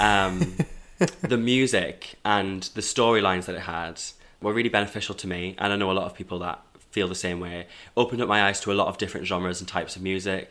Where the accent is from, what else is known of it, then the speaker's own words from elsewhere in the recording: Hebburn, North East England, United Kingdom; moved away as an adult; now in Manchester, United Kingdom; So I'm from Newcastle, born and raised in Hebburn, South Tyneside